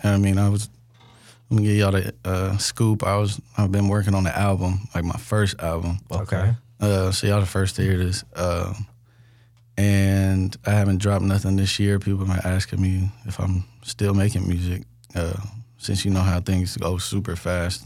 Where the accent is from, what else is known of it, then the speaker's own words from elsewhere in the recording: Bay Area, California, United States; I'm from the Bay. We call stuff functions